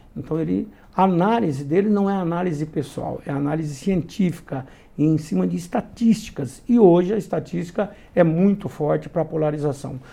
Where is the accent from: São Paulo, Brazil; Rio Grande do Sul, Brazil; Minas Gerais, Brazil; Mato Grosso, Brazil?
Mato Grosso, Brazil; eu sou do Mato Grosso